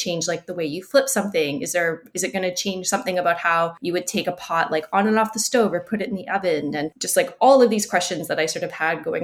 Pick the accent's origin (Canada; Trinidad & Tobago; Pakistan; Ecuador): Canada; now in Montreal, Canada; I am Canadian, based in Montreal